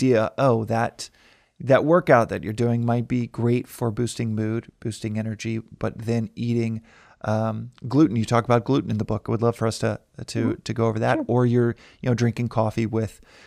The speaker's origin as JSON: {"language": "English", "region": "Texas", "country": "United States", "said": "I'm from Texas"}